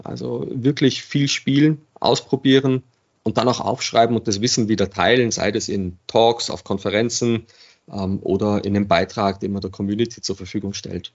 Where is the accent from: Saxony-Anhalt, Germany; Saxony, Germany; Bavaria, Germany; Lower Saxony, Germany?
Bavaria, Germany; Regensburg; now in Vienna, Austria; Ich bin gebürtiger Regensburger